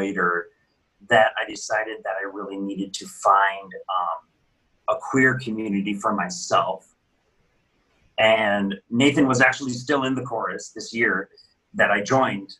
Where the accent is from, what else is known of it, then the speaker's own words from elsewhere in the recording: Lakeville, Minnesota, United States; I grew up in a suburb of the Twin Cities in Lakeville, Minnesota